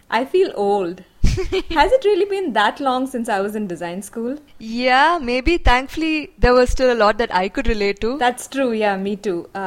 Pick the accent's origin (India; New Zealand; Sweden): India; as Indian designers.